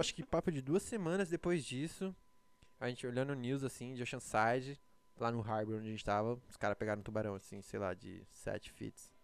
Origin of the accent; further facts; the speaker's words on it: Brazil; now in United States; eu sou brasileiro